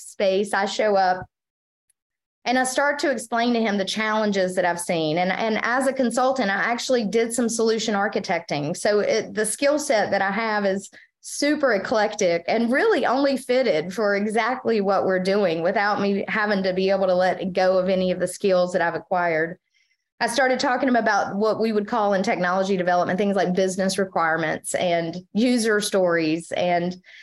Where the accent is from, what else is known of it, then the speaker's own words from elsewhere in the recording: Tarboro, North Carolina, United States; accent: Eastern North Carolina; now in Wilmington, United States; I've lived in Wilmington greater than I've lived in Tarboro, but it always just kind of has always felt like my hometown.